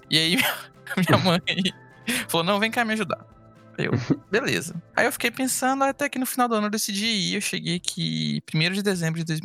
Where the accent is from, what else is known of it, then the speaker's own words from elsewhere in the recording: Goiânia, Goiás, Brazil; moved away as an adult; now in Curitiba, Brazil; eu sou de Goiânia. É, eu moro em Curitiba desde o finalzinho de 2015.